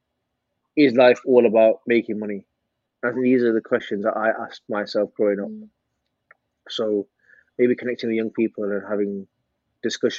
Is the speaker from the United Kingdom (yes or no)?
yes; Manchester, North West England, United Kingdom; I was born and bred in Manchester, best city in the world.